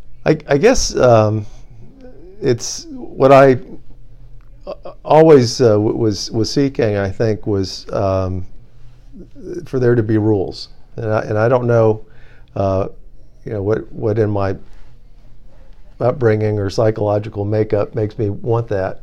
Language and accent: English; Washington, District of Columbia, United States; So it turns out I grew up a lot in Washington, D.C. My parents are dad was in the military